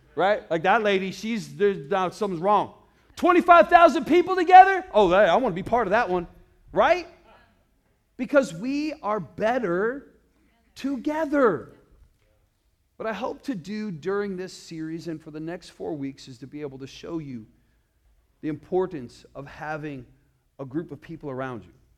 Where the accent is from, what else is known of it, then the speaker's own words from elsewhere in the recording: Iowa, United States; now in Arizona, United States; I grew up in Iowa